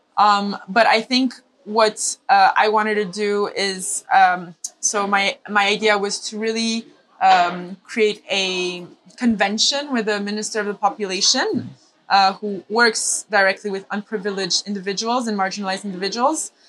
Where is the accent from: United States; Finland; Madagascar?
Madagascar; also born or lived in Milan, Italy; So I'm half Italian, half Indian, but I grew up in Madagascar.